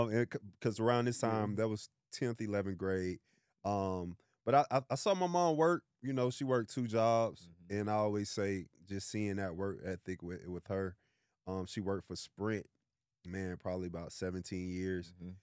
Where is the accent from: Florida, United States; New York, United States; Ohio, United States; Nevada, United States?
Florida, United States; Orlando; So I'm from Orlando, Florida. Shout out to home of Mickey Mouse. Shout out 407.